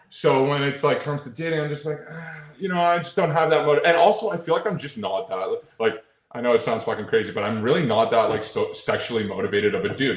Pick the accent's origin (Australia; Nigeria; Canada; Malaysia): Canada; Toronto, Ontario; I'm from Toronto, but I'm in the states all the time